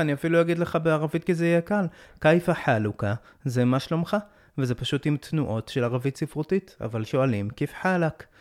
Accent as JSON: {"language": "Hebrew", "town": "Jerusalem", "region": "Jerusalem District", "country": "Israel", "tie": "born or raised there", "said": "אני הייתי ירושלמי כל החיים, גדלתי באזור תלפיות, באקה"}